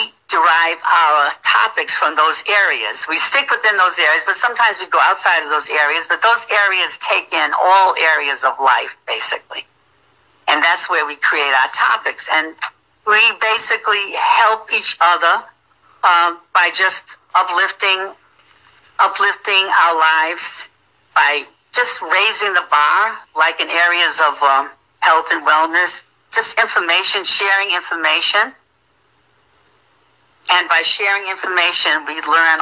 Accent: Providence, Rhode Island, United States; moved away as an adult; I'm originally from Providence, Rhode Island, and I came here about 15 years ago to retire.

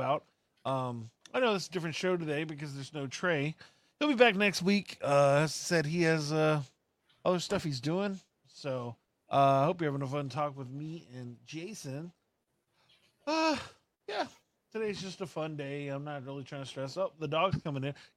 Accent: Austin, Texas, United States; I'm from Austin

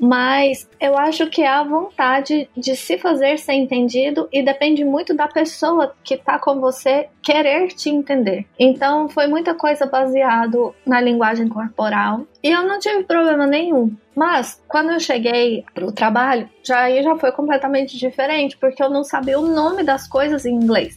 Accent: Goiânia, Goiás, Brazil; first language Portuguese; moved away as an adult; now in Ireland; eu sou de Goiânia, não é uma cidade pequena

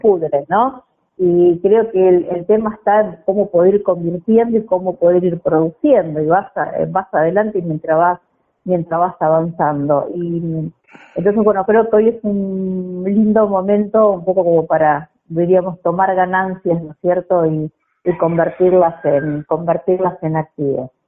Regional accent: Didán, Santa Fe, Argentina; Nací en Didán, provincia de Santa Fe

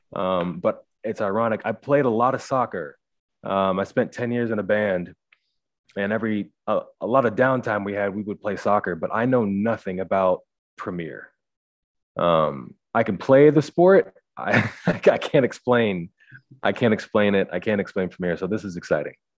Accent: Missouri, United States; moved away as an adult; also born or lived in Nigeria; now in Phoenix, United States; We're from Nigeria. Uh, grew up in Missouri

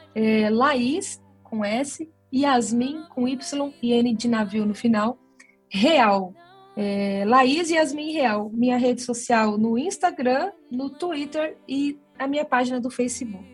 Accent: Cuiabá, Mato Grosso, Brazil; eu tenho muito orgulho de ser cuiabana, de ser de Mato Grosso

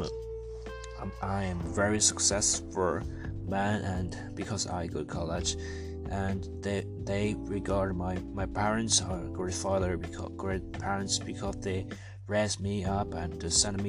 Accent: China; English is a second language; now in Wuhu, China; I come from China and from the poor village, but now I'm living a big city and live in China.

